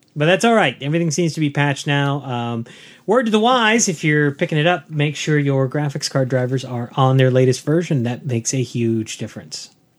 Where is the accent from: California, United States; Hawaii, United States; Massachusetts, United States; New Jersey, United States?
California, United States; Southern; growing up in Southern California